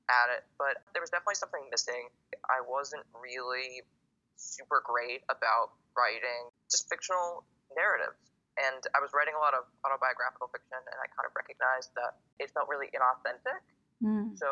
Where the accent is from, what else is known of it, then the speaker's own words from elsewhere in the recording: Boston, Massachusetts, United States; moved away as an adult; also born or lived in Indiana / Arizona; I'm a poet and essayist. I grew up in Boston, Massachusetts. I did my undergrad in Indiana